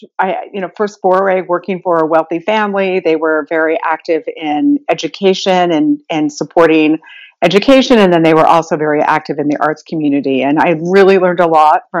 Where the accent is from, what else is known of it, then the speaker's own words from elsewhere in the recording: Utah, United States; moved away as an adult; now in New York, United States; I'm originally from Utah. I moved to New York 30 plus years ago